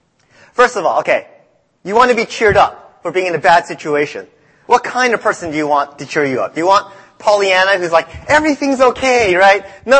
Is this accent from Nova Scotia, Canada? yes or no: yes; Nova Scotia, Canada; also born or lived in Boston, United States; now in United States; I grew up in Canada.